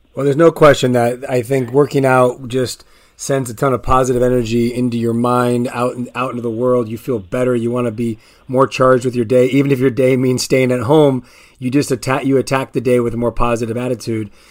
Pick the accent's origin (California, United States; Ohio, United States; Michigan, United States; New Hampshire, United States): California, United States; La Puente; I grew up on La Puente